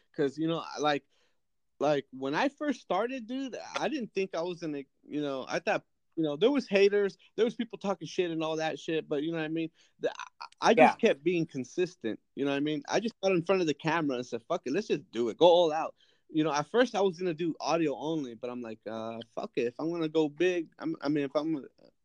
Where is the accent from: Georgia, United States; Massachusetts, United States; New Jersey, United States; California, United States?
California, United States; Fowler; I'm from Fowler, which is a small town 9 miles south